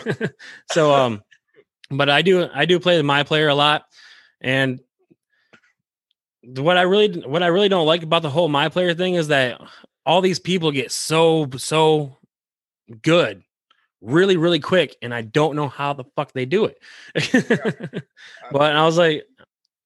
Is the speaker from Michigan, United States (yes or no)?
yes; Michigan, United States; I'm from Michigan